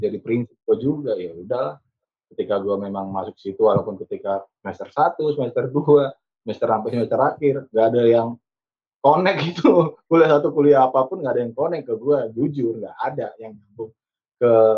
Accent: Pematangsiantar, North Sumatra, Indonesia; moved away as an adult; also born or lived in Medan; now in Jakarta, Indonesia

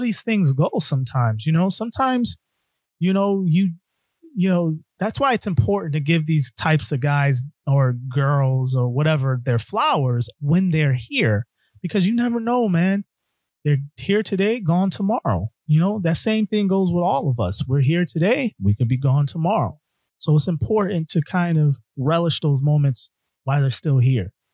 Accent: Connecticut, United States; my home state of Connecticut

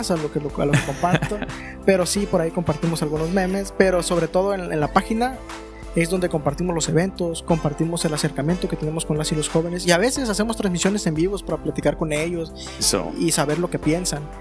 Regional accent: Mexico; también soy mexicano

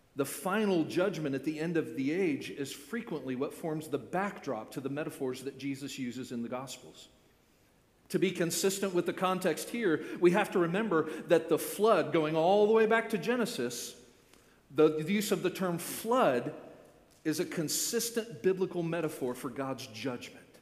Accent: Florida, United States; born and raised in Florida

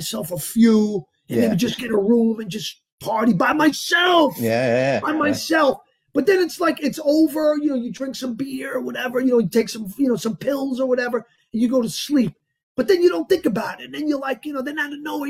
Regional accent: Yonkers, New York, United States; also born or lived in Bogota, Colombia; I'm from Yonkers.

